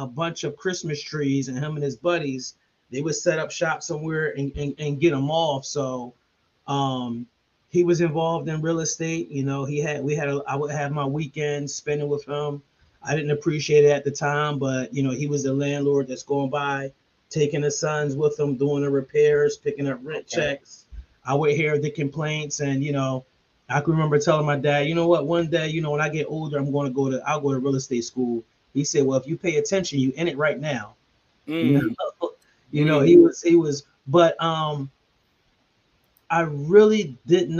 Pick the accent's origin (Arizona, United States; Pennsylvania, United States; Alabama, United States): Pennsylvania, United States; Philadelphia; I'm from Logan, Tenth and Lindley